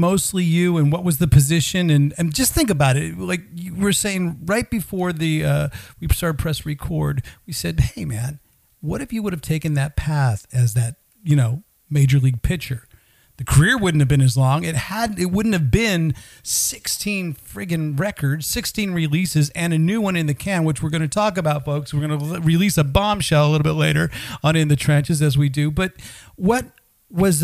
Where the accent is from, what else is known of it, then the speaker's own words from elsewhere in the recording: outside of San Francisco, Northern California, United States; I grew up in Northern California, outside of San Francisco